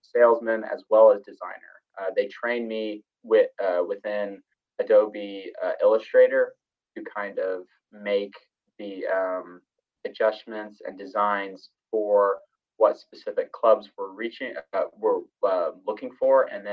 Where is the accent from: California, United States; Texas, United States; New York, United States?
Texas, United States; Dallas; moved away as an adult; now in Evanston, United States; Originally, I am from Dallas, Texas. I was born and raised there, lived there for 18 years of my life.